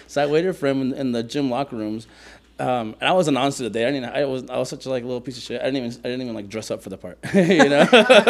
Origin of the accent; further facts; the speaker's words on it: San Mateo, California, United States; also born or lived in Lima, Peru; So I'm from San Mateo, California. You know, the Bay Area.